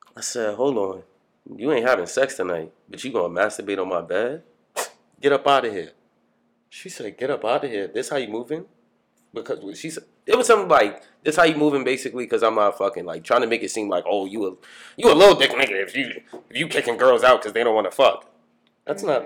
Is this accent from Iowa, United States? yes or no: no; Long Island, New York, United States; also born or lived in Bronx, New York; now in Brooklyn, United States; Growing up in Long Island, obviously I grew up with my mother and my stepfather